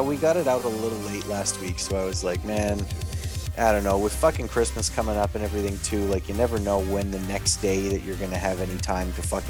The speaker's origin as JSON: {"language": "English", "country": "Canada", "said": "I'm from Canada."}